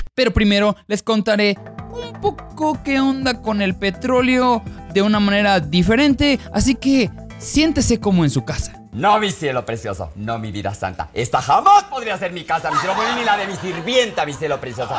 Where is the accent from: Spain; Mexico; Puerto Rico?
Mexico; como buenos mexicanos